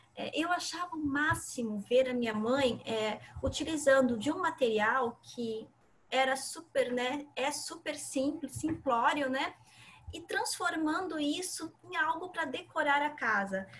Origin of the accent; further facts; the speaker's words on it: Santa Catarina, Brazil; moved away as an adult; now in Santos, Brazil; sou de Santa Catarina então, sempre atuei lá. Estou morando aqui em Santos há cinco anos